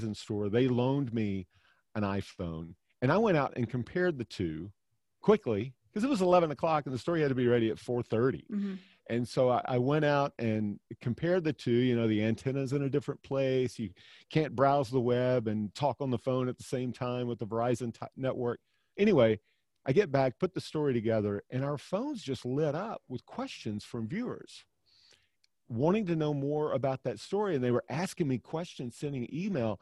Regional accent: Alabama, United States; moved away; also born or lived in Tennessee; I'm from Alabama

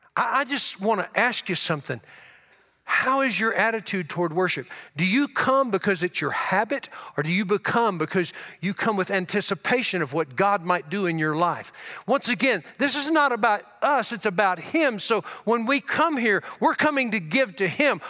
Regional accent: Louisiana, United States; also born or lived in Tulia, Texas; I grew up in Louisiana. I was born in Tullia, Texas.

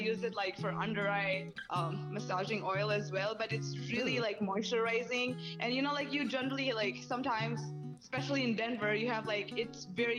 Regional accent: India; I'm from India. I'm 21 years old

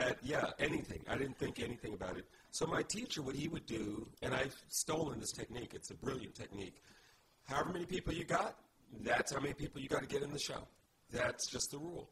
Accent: Indianapolis, Indiana, United States; moved away; I was born in Indianapolis.

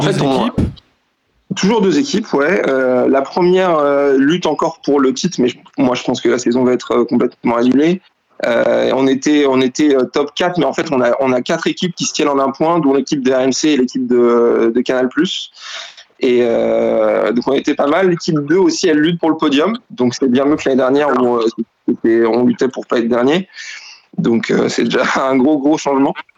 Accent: Val-d'Oise, next to Sarcelles, Île-de-France, France; j'ai grandi donc dans le 95, juste à côté de Sarcelles

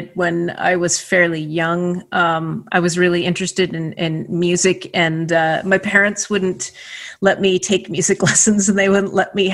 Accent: Kitchener, Ontario, Canada; moved away; I grew up in Kitchener

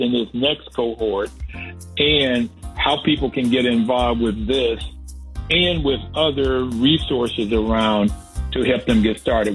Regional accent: Bluefield, West Virginia, United States; I grew up in Bluefield and went to Bluefield State College

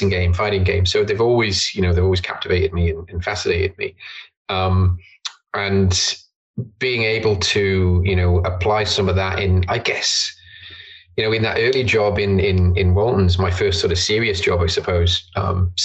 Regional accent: Isle of Man; Born and bred in the Isle of Man, grew up here.

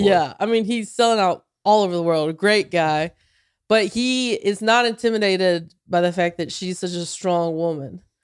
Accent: near Charlotte, North Carolina, United States; moved away; in Charlotte, uh, twenty minutes from my hometown

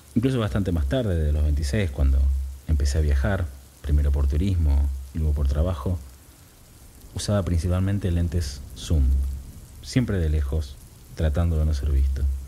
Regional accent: Buenos Aires, Argentina; Yo vivía en el barrio de Devoto, cerca a una cuadra y pico de, de la General Paz

